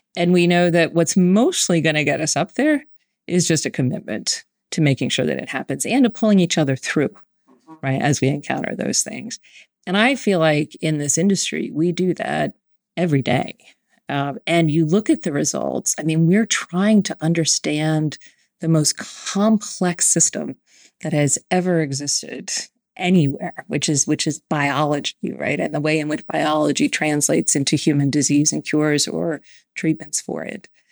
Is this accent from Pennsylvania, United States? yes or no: no; Howard County, Maryland, United States; I was born and raised in Howard County, Maryland.